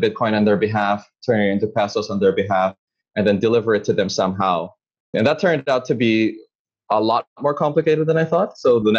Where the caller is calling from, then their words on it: Manila, Metro Manila, Philippines; I'm calling in from Manila in the Philippines